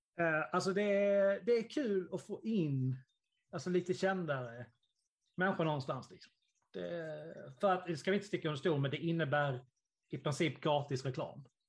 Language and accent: Swedish; Sweden; i Karlsson, där jag kommer ifrån